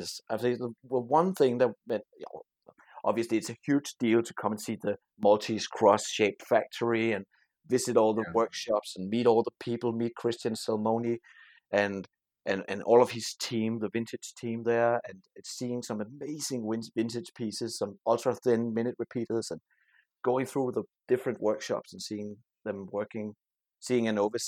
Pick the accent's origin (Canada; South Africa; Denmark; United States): Denmark; I'm from Denmark